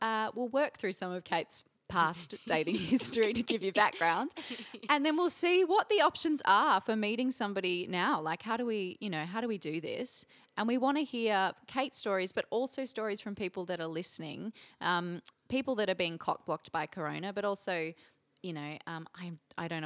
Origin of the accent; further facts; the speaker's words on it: Brisbane, Queensland, Australia; I hail from Brisbane.